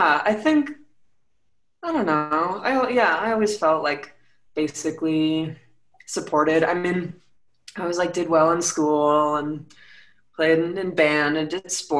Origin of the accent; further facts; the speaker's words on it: Rye, New York, United States; also born or lived in Santa Monica, California; now in Colorado Springs, United States; So I grew up in Rye, New York, which is a suburb of New York City